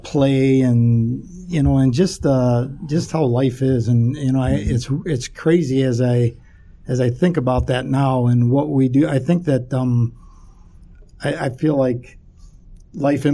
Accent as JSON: {"language": "English", "town": "Chicago", "region": "Illinois", "country": "United States", "tie": "born or raised there", "said": "I grew up in Chicago, Southwest Side"}